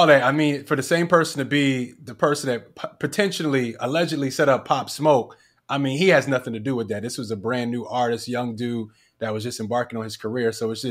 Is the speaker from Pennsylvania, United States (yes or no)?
yes; Philadelphia, Pennsylvania, United States; I'm from Philly.